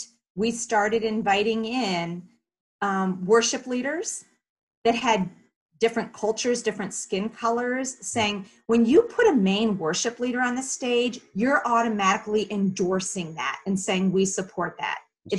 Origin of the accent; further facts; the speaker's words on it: Philadelphia, Pennsylvania, United States; I came from Philly, where that cultural melting pot, the East Coast, was right. natural.